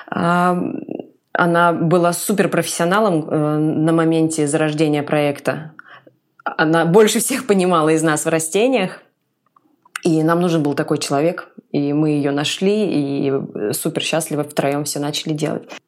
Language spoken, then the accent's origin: Russian; Komsomolsk-on-Amur, Khabarovsk Krai, Russia; also born or lived in Saint Petersburg; все детство и мы провели в зеленых квартирах, и в Комсомольске на Амуре, где я родилась, и в Хабаровске, где мы жили потом, и в Петербурге